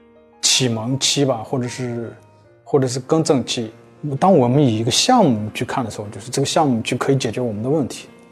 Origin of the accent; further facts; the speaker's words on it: China; 这个人是有有国别，比如说我是中国人，对，然后我是参与开源的一份子